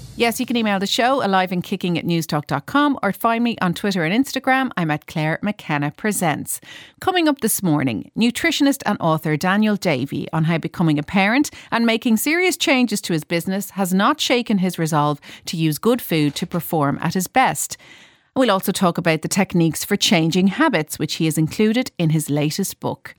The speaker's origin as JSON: {"language": "English", "country": "Ireland", "said": "Irish people"}